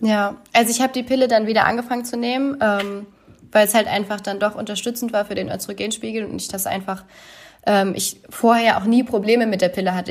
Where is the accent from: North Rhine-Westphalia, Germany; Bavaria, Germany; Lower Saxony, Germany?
Lower Saxony, Germany; Oldenburg; mein Heimatort in Oldenburg